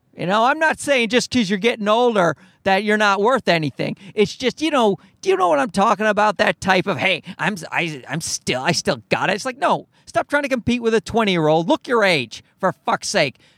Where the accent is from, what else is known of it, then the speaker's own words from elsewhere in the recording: Newfoundland and Labrador, Canada; I'm from Newfoundland.